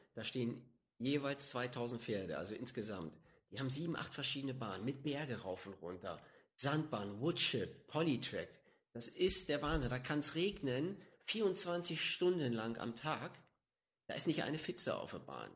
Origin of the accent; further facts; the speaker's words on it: Hanstedt, Lower Saxony, Germany; also born or lived in Stade; Ich lebe, bin aufgewachsen in der Lüneburger Heide.